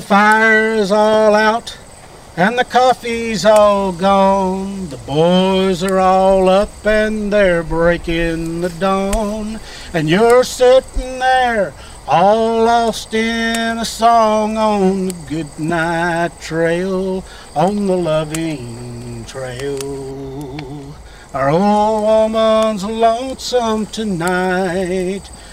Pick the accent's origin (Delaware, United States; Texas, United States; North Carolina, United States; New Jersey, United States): Texas, United States; I was raised in Texas